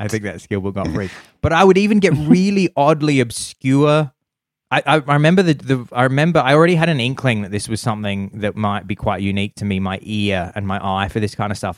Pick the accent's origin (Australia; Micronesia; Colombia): Australia; Adelaide, South Australia; I'm from Adelaide